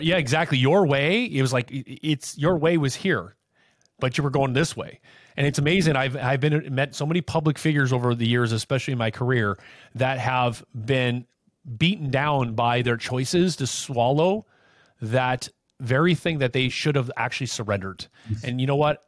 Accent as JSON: {"language": "English", "town": "Anaheim", "region": "California", "country": "United States", "tie": "born or raised there", "said": "I grew up in Anaheim"}